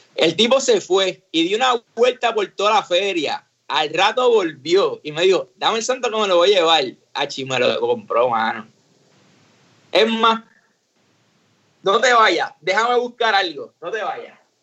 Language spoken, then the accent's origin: Spanish; San Juan, Puerto Rico; moved away as an adult; now in San Antonio, United States; nosotros nos criamos en, en Río Piedra, en Colinas Verdes